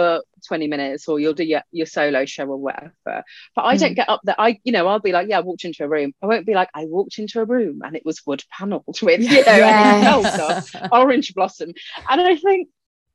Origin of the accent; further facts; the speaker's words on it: United Kingdom; first language Punjabi; English is a second language; being British Asian is like a kind of different culture of its own